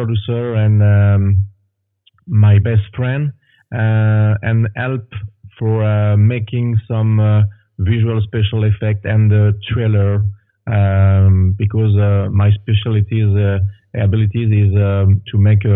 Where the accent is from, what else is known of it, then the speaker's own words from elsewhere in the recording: France; moved away as an adult; now in Quebec, Canada; I was born in France. And now I live in Canada, Quebec, for 16 years.